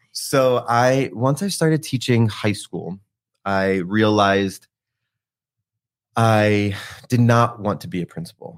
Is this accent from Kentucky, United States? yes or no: no; New Jersey, United States; moved away; I'm from South Jersey, so the Philly area